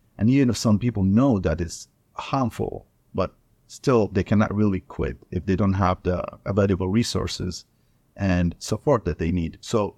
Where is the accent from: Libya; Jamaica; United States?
Libya; I went back to my country, which I'm from Libya. So this country in North Africa. This is where I was born and raised. This is where I go to medical school.